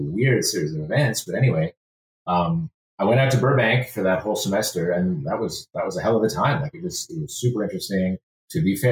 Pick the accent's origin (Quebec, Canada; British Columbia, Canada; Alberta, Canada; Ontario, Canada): Quebec, Canada; Montreal; moved away as an adult; also born or lived in Toronto; born and raised there until I was about 17 years old.